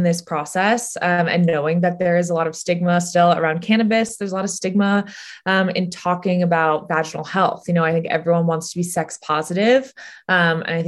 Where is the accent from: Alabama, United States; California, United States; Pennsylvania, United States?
California, United States; San Francisco; a woman I grew up with in San Francisco